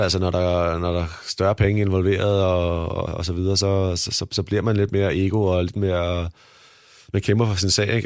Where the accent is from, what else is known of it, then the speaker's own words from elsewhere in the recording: Denmark; moved away as an adult; jeg kommer fra Danmark